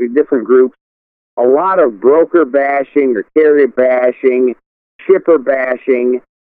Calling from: Toledo, Ohio, United States; I'm calling from Toledo, Ohio.

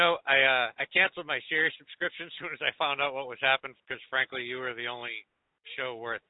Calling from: New Hampshire, United States; I'm calling from New Hampshire.

